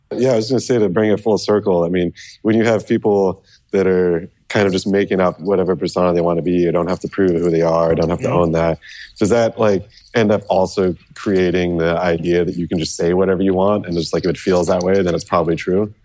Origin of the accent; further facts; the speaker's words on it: California, United States; I'm from California